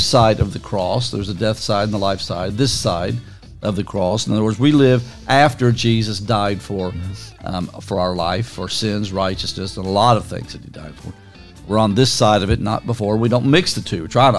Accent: Central Kentucky, United States; growing up in Central Kentucky

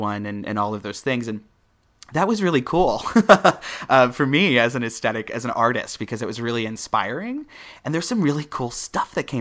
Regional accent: Midwest, United States; I'm coming from the Midwest.

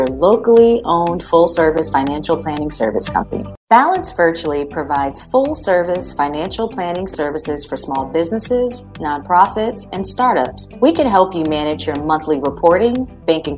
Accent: Summerville, South Carolina, United States; So we're from the same hometown. We're from Somerville, South Carolina.

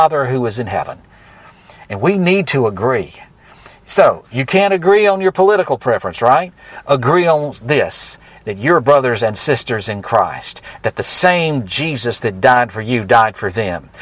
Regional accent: United States; I am American to the bone

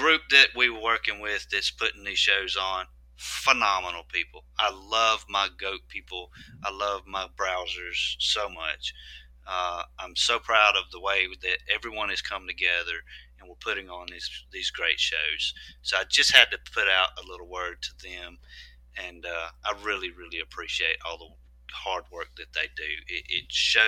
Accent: Meridian, Mississippi, United States; Meridian, Mississippi. That's where I live. That's my hometown

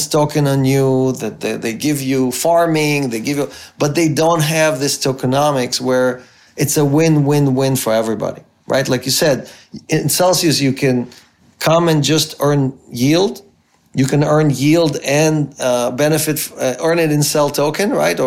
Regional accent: Israel; moved away as an adult; also born or lived in Ukraine; now in United States; I grew up in Israel. My parents immigrated. I grew up in Israel. I went to the military there.

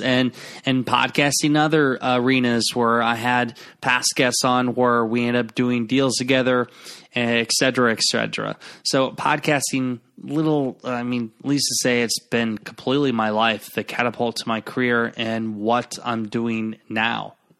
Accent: Garnavillo, Iowa, United States; my hometown, uh, where I'm recording now in Garnerville, Iowa.

